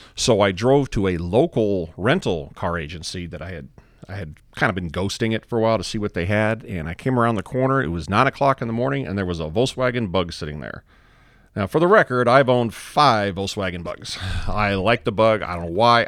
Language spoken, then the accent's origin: English; Texas, United States; we're from Texas